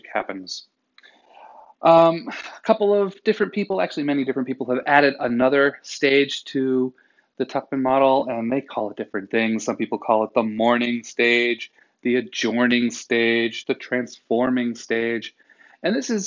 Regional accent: New England, United States; I'm from New England

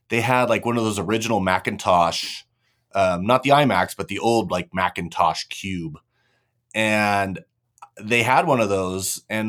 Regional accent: California, United States; I'm kind of sprinkled all around California. I was born in Southern California, and then kind of came up, did schooling up in NorCal, moved back down for college.

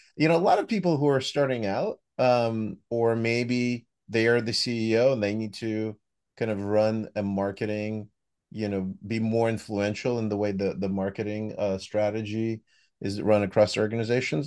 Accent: United States; accent: American; the U S, as you could hear from my accent, one that's near and dear to my heart

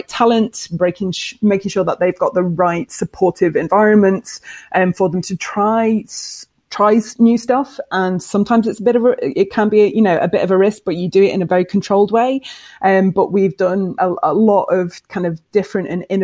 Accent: Scotland, United Kingdom; because we're Scottish

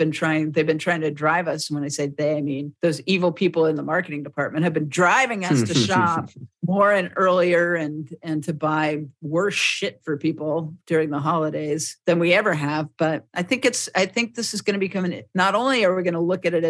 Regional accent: Frederick, United States; I have this idea for a shop in my hometown

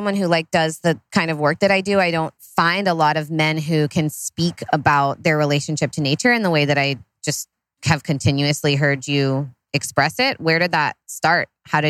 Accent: Humboldt, California, United States; I'm from Humboldt.

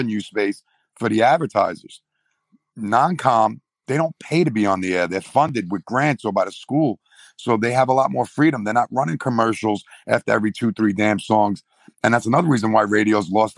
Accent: New York, United States; I'm from New York.

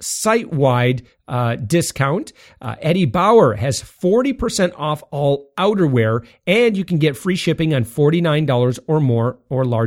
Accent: west side of Michigan, United States; moved away as an adult; now in Central Florida, United States; I'm from Michigan.

